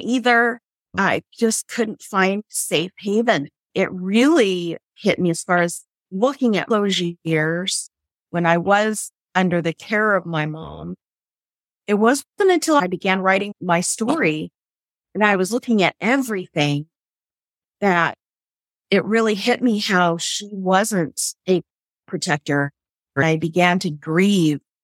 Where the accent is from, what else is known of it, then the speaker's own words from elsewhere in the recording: San Francisco Bay Area, California, United States; when I was a little girl, we had all these bikers in the house. This was in the 60s and the San Francisco Bay Area here in California